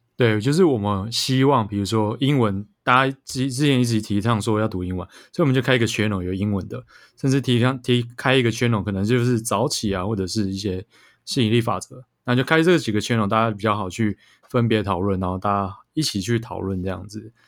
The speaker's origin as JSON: {"language": "Chinese", "country": "Taiwan", "said": "我们台湾人口很密集"}